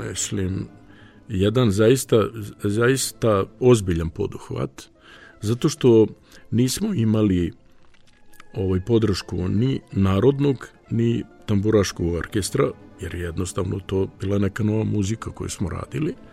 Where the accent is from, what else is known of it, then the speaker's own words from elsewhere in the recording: Srpski Krstur, Vojvodina, Serbia; zato što sam ja rodom iz srpskog Krstura